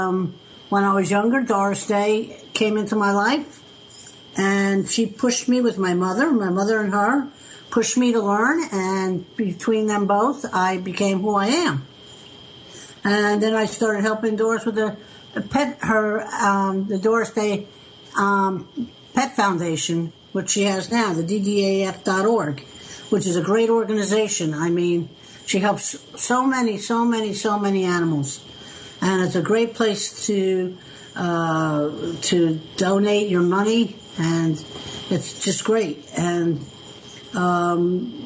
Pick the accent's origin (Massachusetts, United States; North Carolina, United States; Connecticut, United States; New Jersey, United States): New Jersey, United States; Millburn; I grew up in Millburn, and I worked for the Paper Mill Playhouse in Millburn, New Jersey